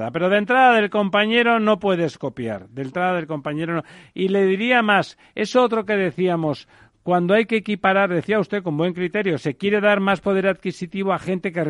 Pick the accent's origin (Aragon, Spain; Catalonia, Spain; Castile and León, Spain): Catalonia, Spain; yo soy catalán